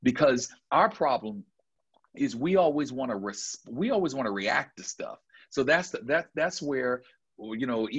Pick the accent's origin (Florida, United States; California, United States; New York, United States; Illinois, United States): New York, United States; Buffalo; now in Georgia, United States; I'm from Buffalo, New York